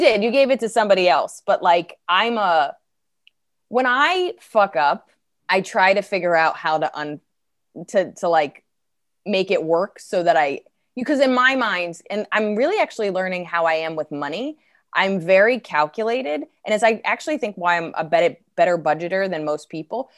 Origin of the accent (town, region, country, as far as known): New Jersey, United States; accent: Jersey; moved away